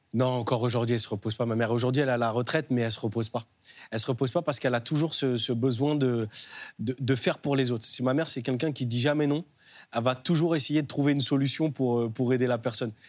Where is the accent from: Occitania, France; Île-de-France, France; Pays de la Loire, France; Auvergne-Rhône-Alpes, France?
Pays de la Loire, France; Nantes; Moi, j'ai grandi à Nantes, au Dervalière